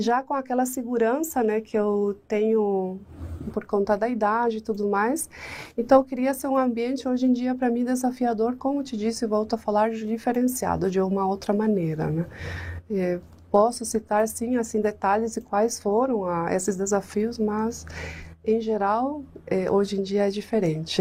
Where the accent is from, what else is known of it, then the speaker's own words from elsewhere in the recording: La Paloma del Espíritu Santo, Canindeyú, Paraguay; Portuguese is a second language; now in Brazil; Paraguaia, eu nasci numa cidade que se chama La Paloma del Espírito Santo